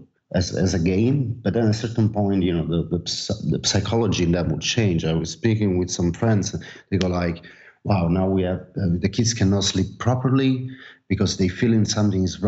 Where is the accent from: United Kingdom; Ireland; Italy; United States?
Italy; Naples, Campania; now in Barcelona, Spain; I'm from Napoli